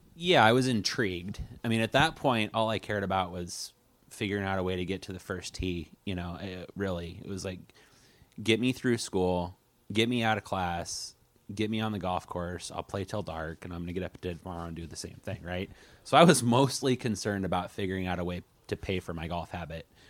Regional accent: Coos Bay, Oregon, United States; I was born and raised in Coos Bay

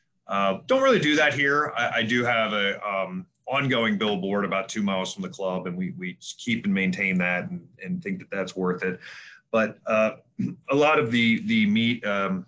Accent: Baltimore, Maryland, United States; moved away as an adult; also born or lived in Atlanta; I relocated from Atlanta up to Baltimore, which is where I grew up anyway

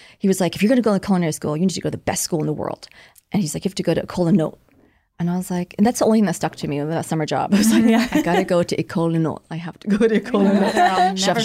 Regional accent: Orange County, California, United States; also born or lived in Vietnam / Malaysia; I grew up in Orange County.

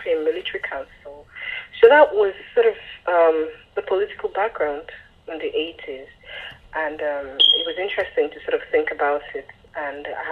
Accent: Lagos, Nigeria; moved away; I was born in Lagos and then lived elsewhere, and by the time I started writing Stay With Me, I was living in Lagos

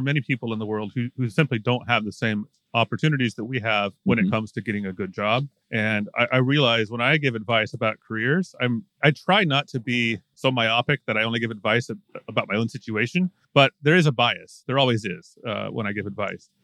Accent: United States; moved away; we're all American. Grew up in a fairly privileged culture.

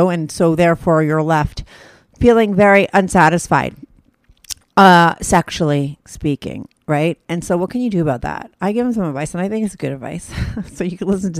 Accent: New Jersey, United States; I'm from New Jersey.

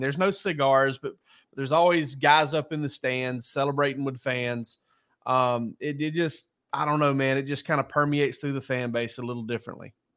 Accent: South Georgia, United States; I'm from South Georgia

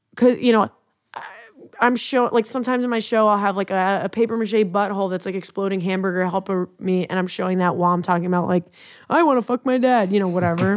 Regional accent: Long Island, New York, United States; I'm from Long Island

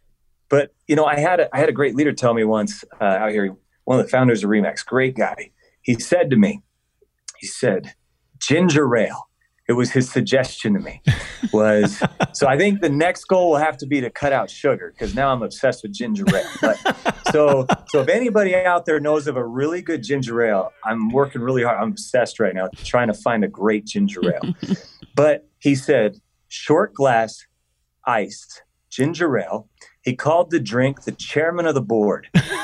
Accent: Colorado, United States; I was adopted as a little boy. And I grew up in Colorado

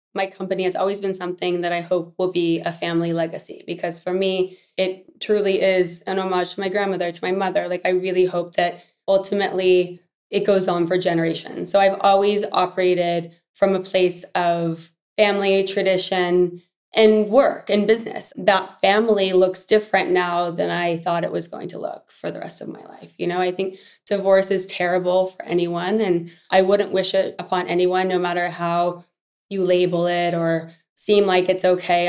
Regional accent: Texas, United States; as somebody with parents from the South, and I was born in Texas

